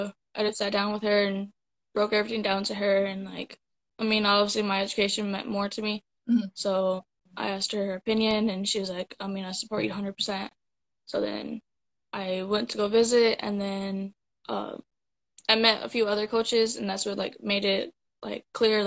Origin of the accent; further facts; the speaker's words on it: South Bend, Indiana, United States; South Bend, Indiana.